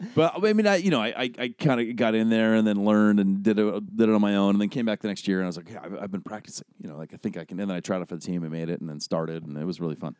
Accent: Honolulu, Hawaii, United States; moved away as an adult; also born or lived in Colorado / Los Angeles; born and raised in Honolulu

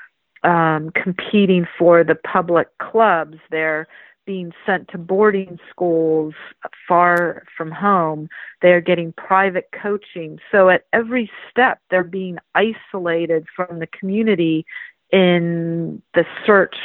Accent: Palo Alto, California, United States; also born or lived in Santa Clara; the neck of the woods where I grew up in Palo Alto

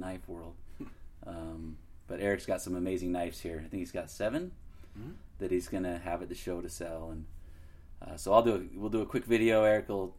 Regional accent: Utah, United States; being born and raised in Utah

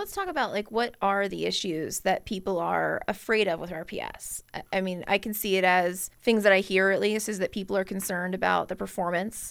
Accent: Chesterfield County, Virginia, United States; I grew up in Chesterfield County

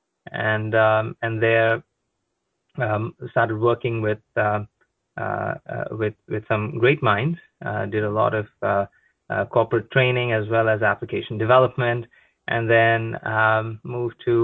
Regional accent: Goa, India; moved away as an adult; now in New Jersey, United States; I'm originally from a place called Goa in India

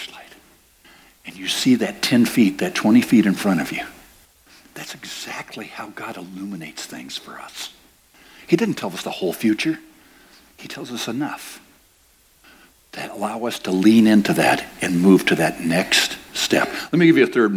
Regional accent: United States; I'm an American

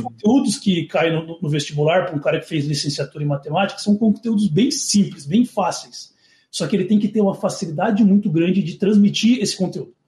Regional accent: São Paulo, Brazil; Eu sou de São Paulo

